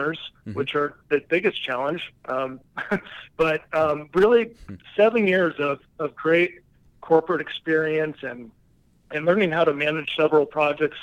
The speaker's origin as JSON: {"language": "English", "town": "Boulder", "region": "Colorado", "country": "United States", "tie": "born or raised there", "also_born_or_lived": "Laramie, Wyoming", "said": "My roots started in Boulder, Colorado, mm-hmm. and pretty much most of my entire life, I've been in the state"}